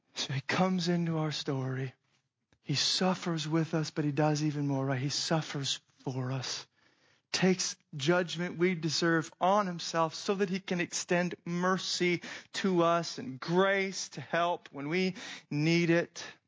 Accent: Phoenix, Arizona, United States; moved away; I grew up in Phoenix, Arizona, so it's hot and everybody has a pool around there

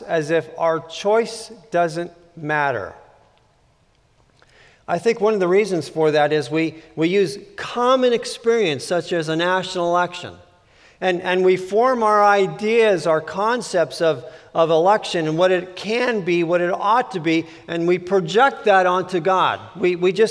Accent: California, United States; I grew up in California a very long time ago

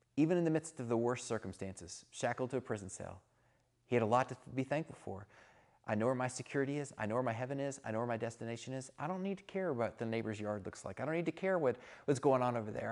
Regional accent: Texas, United States; I'm from Texas

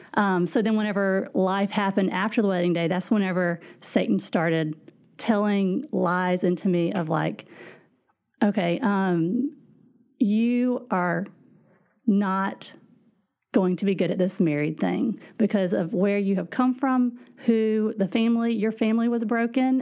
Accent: Louisiana, United States; moved away as an adult; now in Indiana, United States; we are from Louisiana, actually. And so that's where I grew up

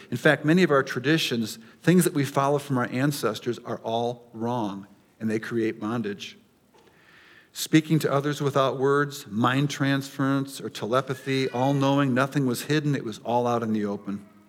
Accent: United States; as Americans and even as American Christians

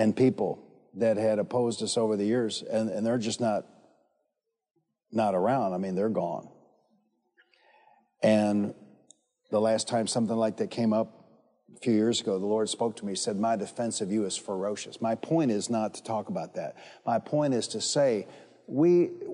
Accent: Detroit, Michigan, United States; I'm from Detroit, and I grew up fighting

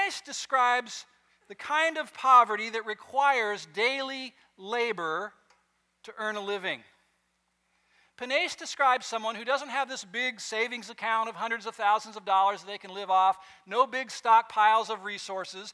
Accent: West Coast, United States; I grew up on the West Coast

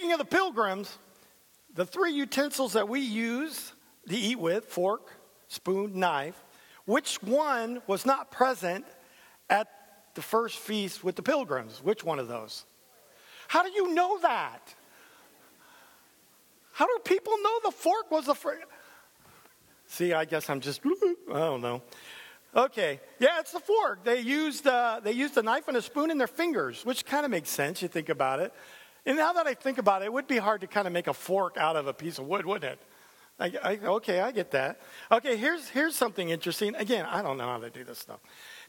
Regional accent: San Diego, California, United States; I'm a San Diego Charger fan. I came from San Diego.

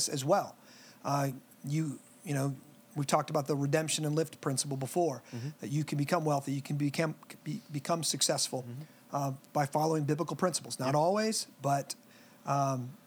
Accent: United States

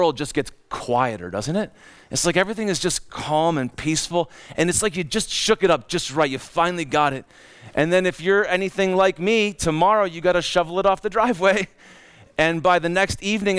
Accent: Cleveland, Ohio, United States; moved away; also born or lived in Minnesota; in Cleveland, Ohio, we knew about winter and lake

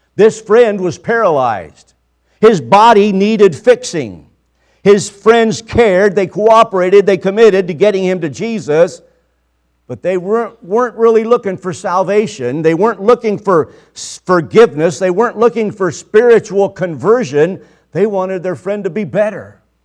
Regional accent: Mexico; I was born in Mexico. Uh, we lived on or near the border for most of my life.

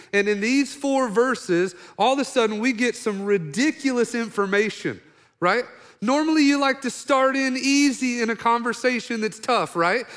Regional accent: Oklahoma, United States; I'm from Oklahoma, redneck

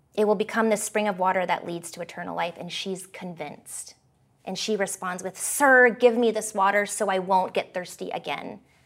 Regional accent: Canada; also born or lived in California; After my parents divorced at the age of eight, I moved from California to Canada, um, where I'd moved with my dad and his side of the family.

